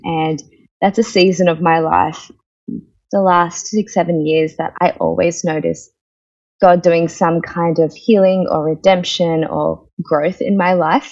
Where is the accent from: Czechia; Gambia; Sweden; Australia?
Australia; accent: Australian; also born or lived in India; I am an Australian, I'm an Indian Australian. Uh, my family moved to Australia when I was four.